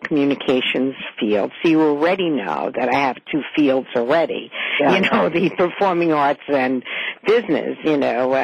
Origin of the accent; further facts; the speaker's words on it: New York, United States; moved away as an adult; now in West Hartford, United States; I'm obviously from New York